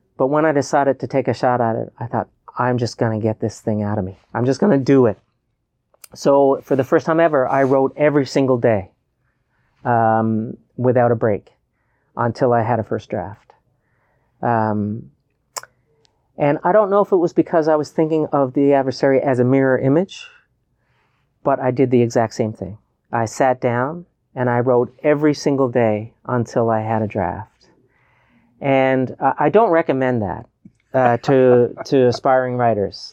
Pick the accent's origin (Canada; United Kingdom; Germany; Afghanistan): Canada; Newfoundland and Labrador; who I am as a Newfoundlander